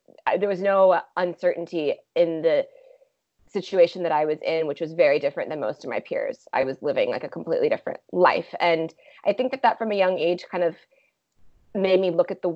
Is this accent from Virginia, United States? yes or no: yes; Vienna, Virginia, United States; also born or lived in Washington, D.C. / Bulgaria; now in San Francisco, United States; I grew up in Vienna, Virginia, just outside DC